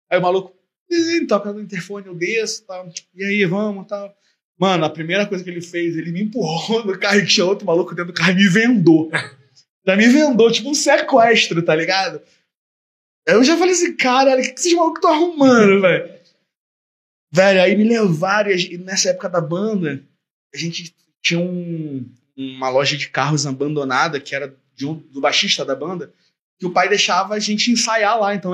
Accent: Belford Roxo, Rio de Janeiro, Brazil; Tipo assim, porra, eu sou de Bel, caralho. Eu sou de Bel

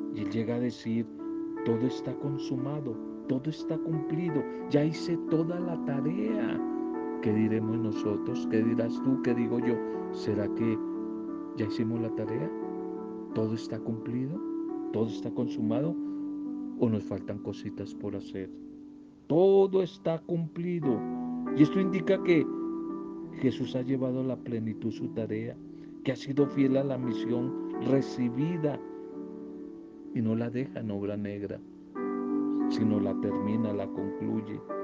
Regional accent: Colombia; en nuestro país Colombia

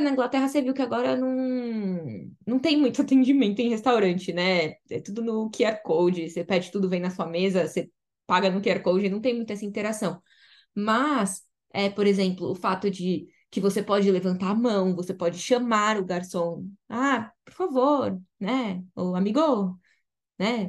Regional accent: Brazil; moved away as an adult; also born or lived in France / Mexico; now in Manchester, United Kingdom; assim como nós brasileiros

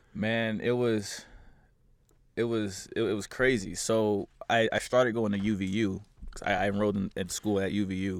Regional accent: Kansas City, Missouri, United States; moved away as an adult; also born or lived in St. Louis, Missouri; I grew up in Missouri

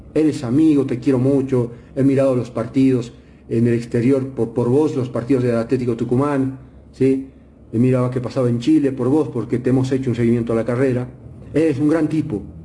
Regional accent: Bolivia; soy boliviano, porque nací acá

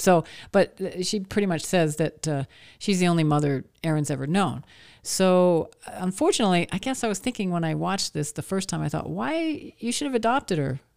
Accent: Maine, United States; moved away; also born or lived in Nashville; I grew up in Maine

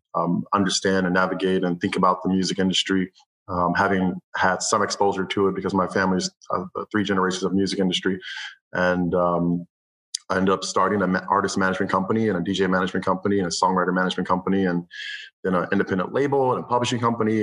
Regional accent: Cleveland, Ohio, United States; moved away as an adult; also born or lived in Los Angeles; I'm from Cleveland, Ohio. So eventually, I moved to Los Angeles. when I was 18 years old

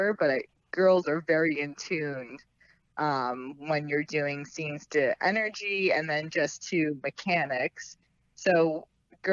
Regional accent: Morris County, New Jersey, United States; we're from Morris County

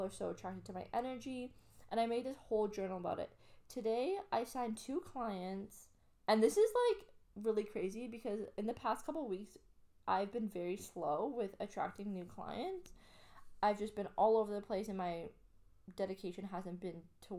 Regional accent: Canada; now in Australia; I'm Canadian

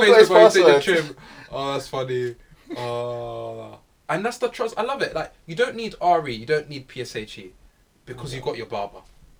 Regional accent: Kenya; There's levels of black, but then again, as me as like a Kenyan and then okay black African, I may see like African American as black.

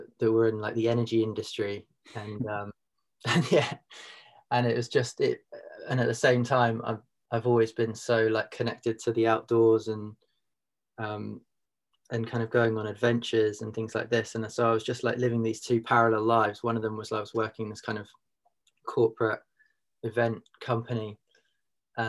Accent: Reigate, South East England, United Kingdom; moved away as an adult; also born or lived in London; now in Mumbles, United Kingdom; I grew up in Surrey, in Leafy Surrey, in Reigate

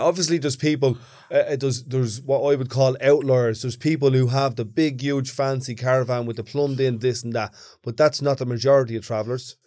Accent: Dublin, Leinster, Ireland; when I grew up in Ballymonde, there was blackouts every couple of months

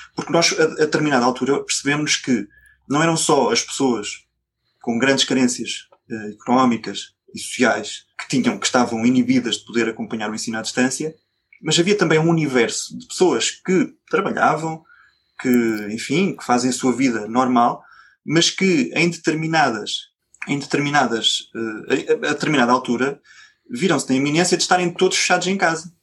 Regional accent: Coimbra, Centro, Portugal; eu sou de Coimbra

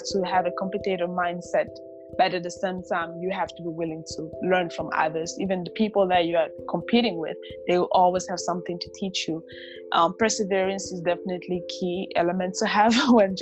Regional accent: Namibia; moved away as an adult; also born or lived in Democratic Republic of the Congo; now in United States; I was raised in Namibia

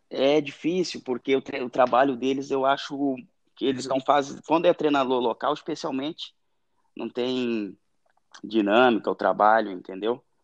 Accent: Ilhota, Santa Catarina, Brazil; moved away as an adult; also born or lived in Ibirama, Santa Catarina / Mato Grosso / Myanmar / Thailand; fui criado numa cidade muito pequena, ali no Vale do Itajaí, que é Ilhota

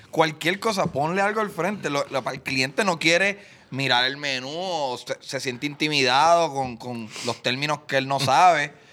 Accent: Puerto Rico; Soy yo, porque soy puertorriqueño.

